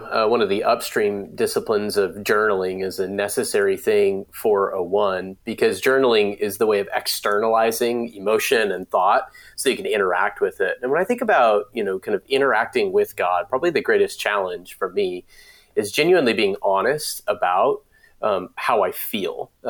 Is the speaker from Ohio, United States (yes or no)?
no; Raleigh, North Carolina, United States; I am from Raleigh, North Carolina.